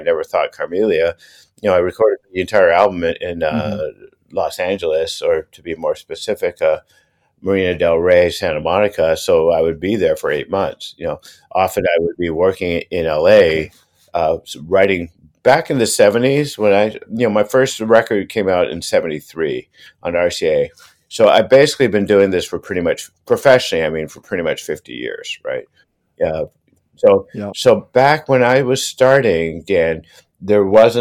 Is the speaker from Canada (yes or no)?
yes; Toronto, Ontario, Canada; I was born in Toronto in 1954